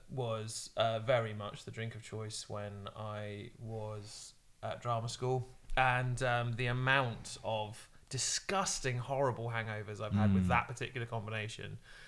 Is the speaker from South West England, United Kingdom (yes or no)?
yes; Cornwall, South West England, United Kingdom; I'm Cornish